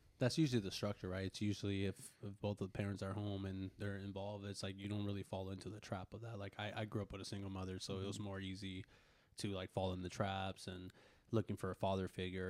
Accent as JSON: {"language": "English", "region": "Northern California", "country": "United States", "tie": "born or raised there", "said": "I grew up in Northern California"}